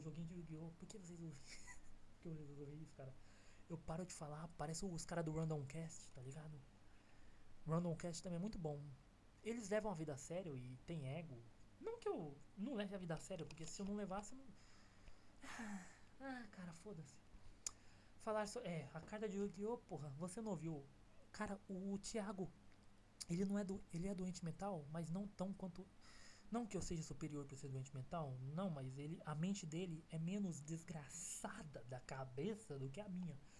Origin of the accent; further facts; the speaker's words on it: Goiânia, Goiás, Brazil; Sou goiano, fi. Uai, nós daqui é piqui